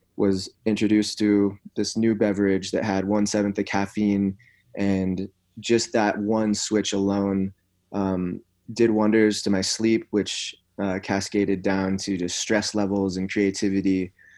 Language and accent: English; Santa Cruz, California, United States; I grew up in a town in California called Santa Cruz